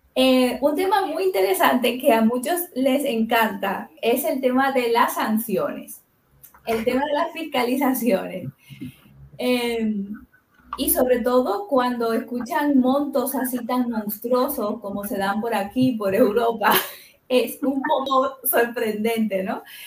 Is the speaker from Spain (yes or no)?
no; Dominican Republic; moved away; yo soy de República Dominicana de origen